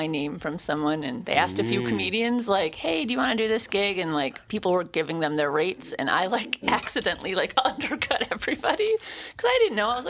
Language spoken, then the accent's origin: English; Ham Lake, Minnesota, United States; I'm from Ham Lake, Minnesota.